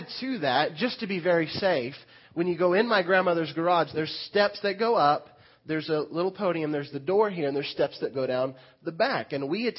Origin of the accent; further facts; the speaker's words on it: Lamar, Missouri, United States; now in Mount Vernon, United States; I grew up in Lamar